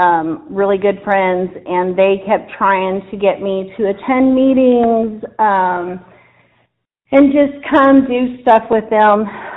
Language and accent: English; Dayton, Ohio, United States; moved away as an adult; now in Clear Fork Valley, United States; I actually wasn't raised in the South. I was raised in Dayton, Ohio. I've been here in the Clear Fork Valley for about going on 13 years.